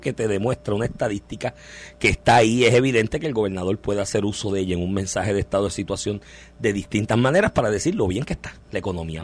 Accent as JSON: {"language": "Spanish", "country": "Puerto Rico"}